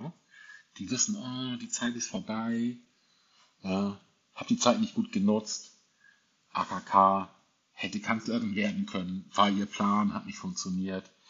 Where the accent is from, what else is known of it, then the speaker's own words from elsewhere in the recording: Hamburg, Germany; moved away; meine Heimatstadt ist Hamburg, auch wenn ich dort momentan nicht lebe